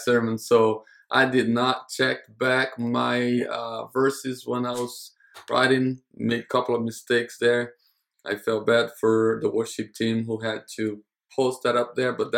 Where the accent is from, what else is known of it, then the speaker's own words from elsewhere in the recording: United States; As an American